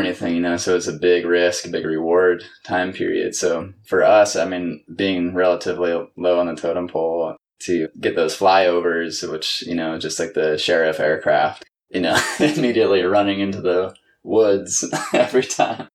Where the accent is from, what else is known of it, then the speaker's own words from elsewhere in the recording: Washington, United States; also born or lived in Northern California; I'm originally from Washington State